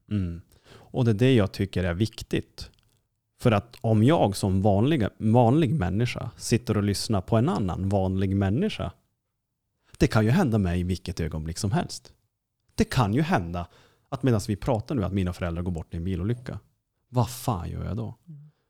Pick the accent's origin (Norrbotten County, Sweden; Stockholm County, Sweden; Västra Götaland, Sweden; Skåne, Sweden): Norrbotten County, Sweden; Kiruna; accent: Norrland; jag kommer ju då liksom, från Kiruna